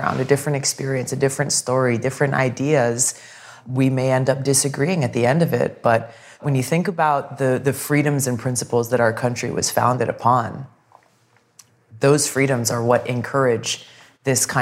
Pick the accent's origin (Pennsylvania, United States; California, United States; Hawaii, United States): Hawaii, United States; growing up in Hawaii, this is where I go back to with my roots